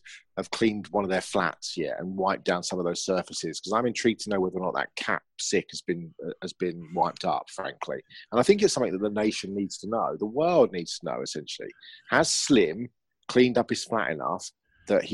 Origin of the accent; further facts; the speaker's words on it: England, United Kingdom; accent: English; You might not be able to understand my accent. It's called English.